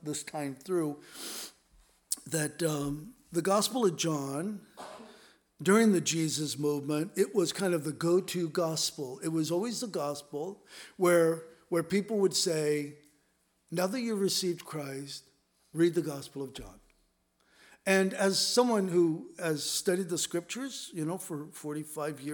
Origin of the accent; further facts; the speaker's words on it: Southern California, United States; also born or lived in Los Angeles / San Diego; I grew up in Southern California, and we lived in L.A., then we moved to San Diego